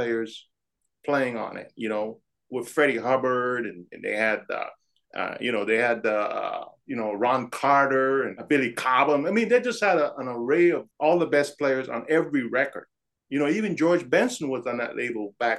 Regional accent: Panama; moved away as an adult; now in Minnesota, United States; I grew up in on the Canal Zone in Panama. That's where I was born.

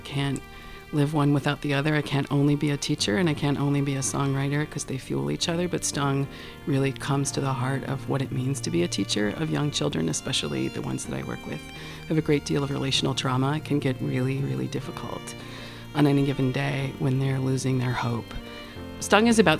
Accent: the West, United States; now in Bemidji, United States; I was born in the West

